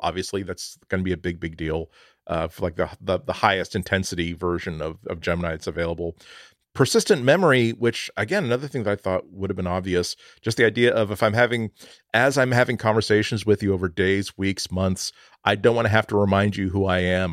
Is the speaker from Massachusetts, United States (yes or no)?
yes; outside of Boston, Massachusetts, United States; I grew up outside of Boston